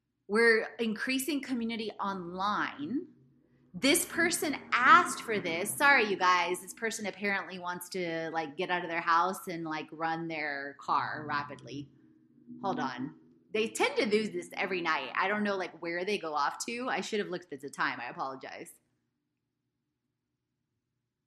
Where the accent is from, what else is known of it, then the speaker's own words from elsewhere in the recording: Houston, Texas, United States; I grew up in Ailey, for those of you that didn't know, in Houston, Texas